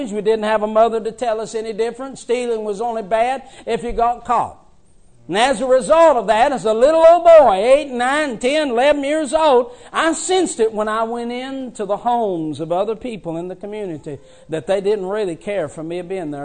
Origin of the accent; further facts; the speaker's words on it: West Virginia, United States; I was raised in West Virginia.